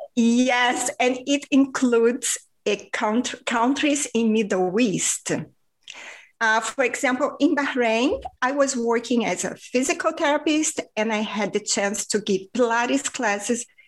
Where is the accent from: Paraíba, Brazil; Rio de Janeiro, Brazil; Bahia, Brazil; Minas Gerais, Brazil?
Rio de Janeiro, Brazil; first language Portuguese; English is a second language; now in Spain; I was raised in Rio de Janeiro, Brazil